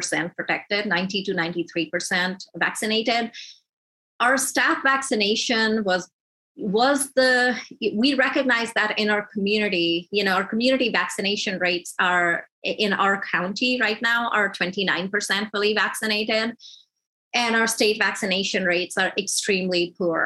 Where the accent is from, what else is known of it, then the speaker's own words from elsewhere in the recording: Georgia, United States; I'm from Georgia